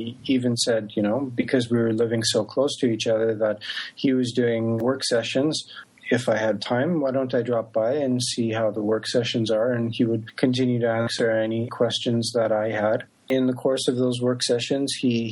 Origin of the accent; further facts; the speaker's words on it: Canada; moved away as an adult; also born or lived in Japan; now in San Francisco Bay Area, United States; I am originally from Canada.